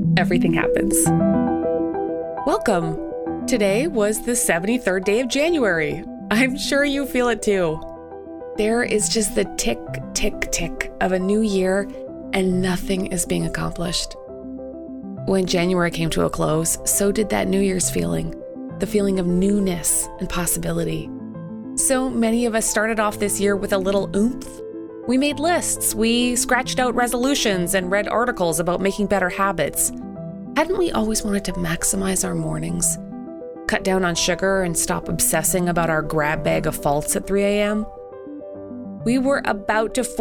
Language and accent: English; Canada; as a Canadian